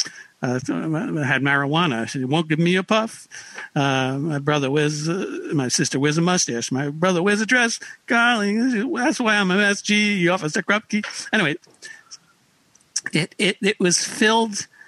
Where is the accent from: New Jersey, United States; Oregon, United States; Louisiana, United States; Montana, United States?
New Jersey, United States; Paramus; I grew up in Paramus, New Jersey, deep in the bosom of suburbia